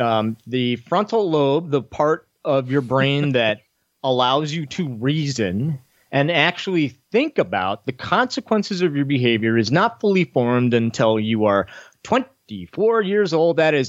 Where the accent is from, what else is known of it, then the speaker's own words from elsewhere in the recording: Florida, United States; I'm from Florida, so we don't have any problem down here whatsoever.